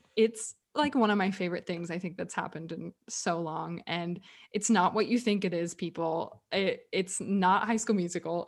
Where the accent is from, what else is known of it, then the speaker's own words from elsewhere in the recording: Texas, United States; I'm from Texas